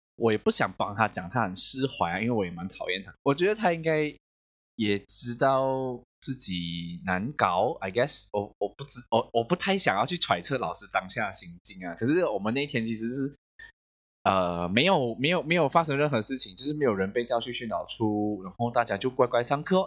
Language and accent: Chinese; Malaysia; 我们马来西亚人